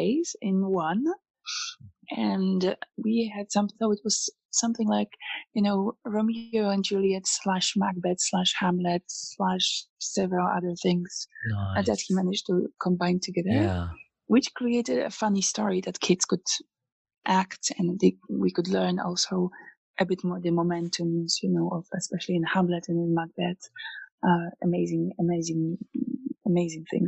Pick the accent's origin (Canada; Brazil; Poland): Poland; moved away as an adult; now in Luxembourg; I'm originally coming from Poland